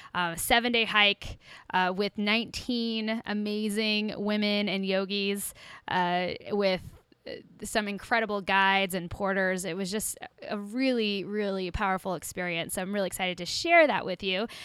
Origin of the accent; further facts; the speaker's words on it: Kansas, United States; Growing up in Kansas